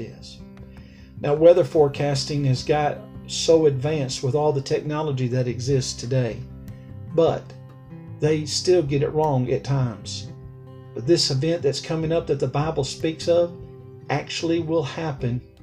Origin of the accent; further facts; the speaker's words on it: Alabama, United States; It's where I was born. It's so therefore it's my home state. It was where I was raised